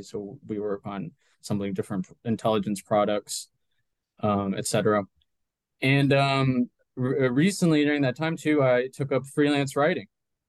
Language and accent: English; Coral Springs, Florida, United States; also born or lived in Colombia / Medellin, Colombia; I grew up in South Florida, in a city called Coral Springs, about 40 minutes north of Miami. Mm-hmm. My parents moved to the U.S. from Colombia when I was like 4 or 5 years old in the late 90s.